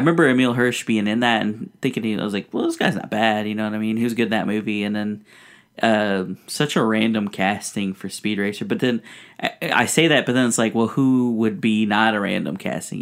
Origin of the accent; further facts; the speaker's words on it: United States; also born or lived in Mexico; growing up here in America